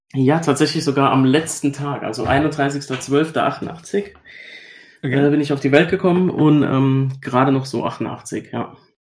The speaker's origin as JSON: {"language": "German", "country": "Germany", "said": "bei uns in Deutschland"}